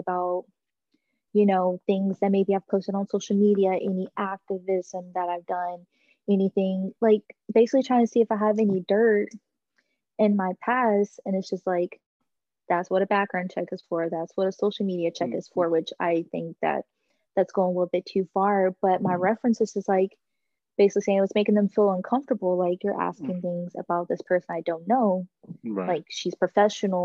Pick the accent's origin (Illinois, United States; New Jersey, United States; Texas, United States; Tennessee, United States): Texas, United States; moved away; my hometown in Texas